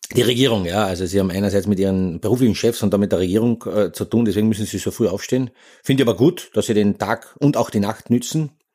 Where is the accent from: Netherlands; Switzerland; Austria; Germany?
Austria; bei uns in Österreich